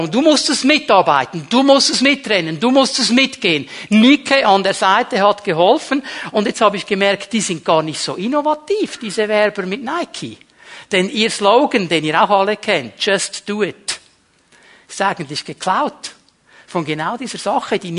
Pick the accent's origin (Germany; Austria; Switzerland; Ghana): Switzerland; Zürich; ich bin nicht in Bern aufgewachsen. In Zürich haben wir gesagt, der Pfeufer und Zweckli.